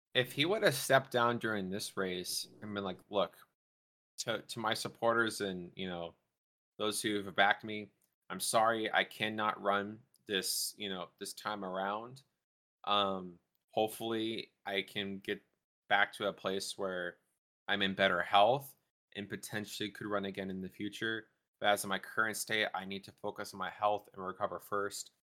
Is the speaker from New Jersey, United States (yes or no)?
no; Texas, United States; now in North Dakota, United States; my state I'm from, Texas